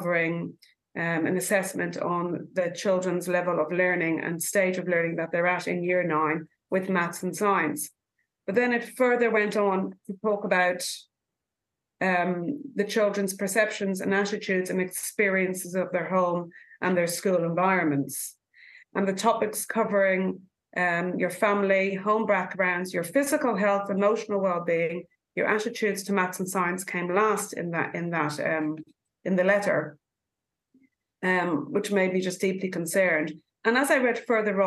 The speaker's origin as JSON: {"language": "English", "country": "Ireland", "moved": "yes", "lives_now": "New Zealand", "said": "I'm from Ireland"}